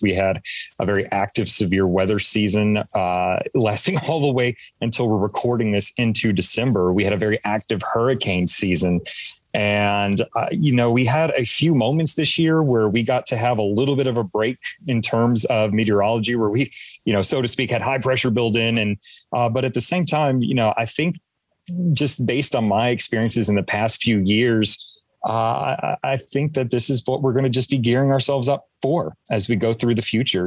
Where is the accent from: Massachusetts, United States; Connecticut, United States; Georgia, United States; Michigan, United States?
Georgia, United States; Atlanta; growing up in Metro Atlanta during the time that I did